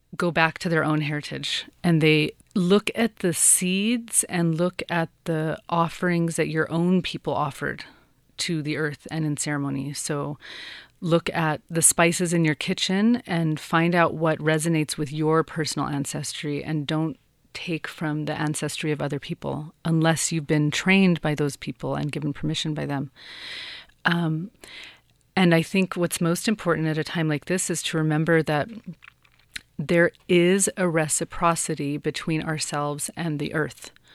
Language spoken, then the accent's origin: English; Santa Fe, New Mexico, United States; I am from New Mexico. I'm from Santa Fe